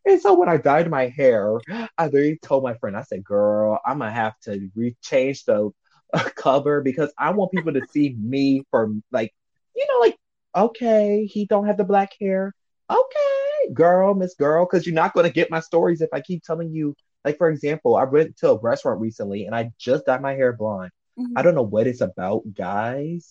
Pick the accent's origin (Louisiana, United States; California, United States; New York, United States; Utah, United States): Louisiana, United States; New Orleans; I'm from New Orleans